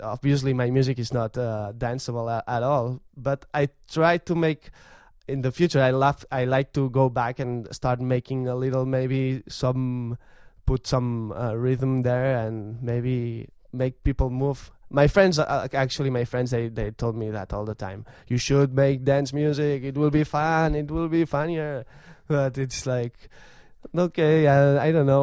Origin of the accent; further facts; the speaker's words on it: Vic, Catalonia, Spain; I'm from Vic, and that's my tradition.